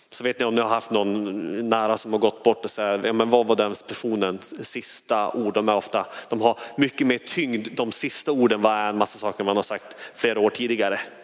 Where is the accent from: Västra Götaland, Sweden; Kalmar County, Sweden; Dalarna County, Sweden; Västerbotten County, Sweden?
Västerbotten County, Sweden; Skellefteå; now in Hönö, Sweden; Skellefteå kom jag från